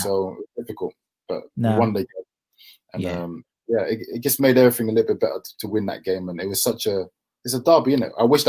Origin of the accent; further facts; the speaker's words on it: Deptford, London, United Kingdom; my family, we grew up in Deptford, Lewisham, so it's quite near the Millwall area